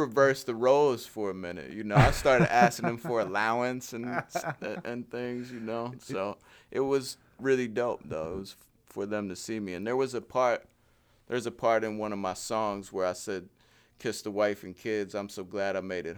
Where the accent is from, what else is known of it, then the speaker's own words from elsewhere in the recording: Frederick, Maryland, United States; moved away as an adult; now in Hagerstown, United States; I'm from Frederick